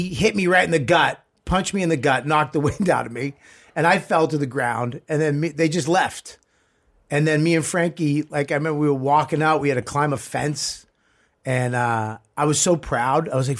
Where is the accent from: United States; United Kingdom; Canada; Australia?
United States; Boston, Massachusetts; also born or lived in South Medford; I never shot one in my hometown.